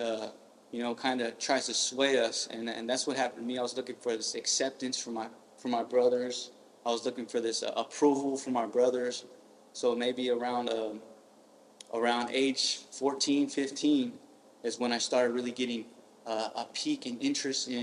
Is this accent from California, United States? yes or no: yes; Stockton, California, United States; I was born in South Stockton, with my family